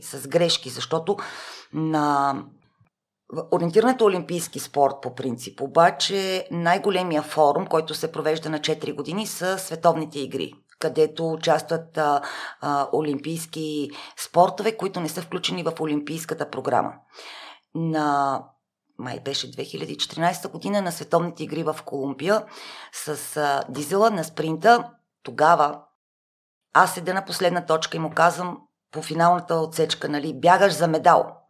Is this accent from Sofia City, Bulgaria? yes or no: yes; Sofia, Sofia City, Bulgaria; аз съм от София, т.е. да, родена съм в София, всичките ми роднини са в рамките на 20 км диаметър от София. Ние в Шопско